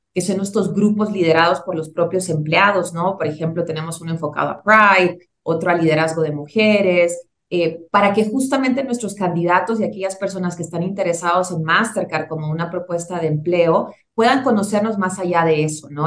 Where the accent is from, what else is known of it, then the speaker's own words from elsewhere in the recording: Tegucigalpa, Francisco Morazán, Honduras; moved away as an adult; now in Mexico City, Mexico; yo soy originaria de Tegucigalpa, Honduras, ya tengo 12 eh, años y contando radicada en la Ciudad de México